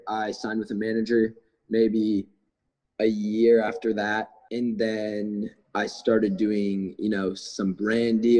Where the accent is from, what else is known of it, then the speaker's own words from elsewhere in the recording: Cobourg, Ontario, Canada; now in Los Angeles, United States; I'm from outside of Toronto. It's about an hour and a half east. It's called Coburg, very small town